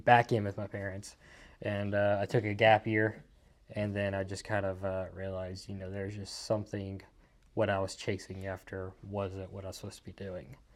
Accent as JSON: {"language": "English", "region": "Mississippi", "country": "United States", "tie": "born or raised there", "also_born_or_lived": "Athens, Georgia / Raleigh, Mississippi / Columbus, Mississippi", "said": "born in Georgia, raised in Mississippi"}